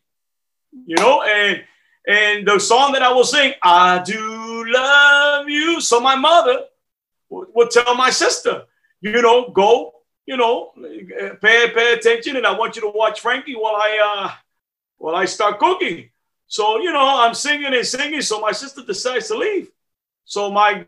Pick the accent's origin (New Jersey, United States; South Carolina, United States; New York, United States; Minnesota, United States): New York, United States; New York City; My family is Puerto Rican, yes. They were born and raised in Puerto Rico, but I was born and raised in New York. They call us New York Rican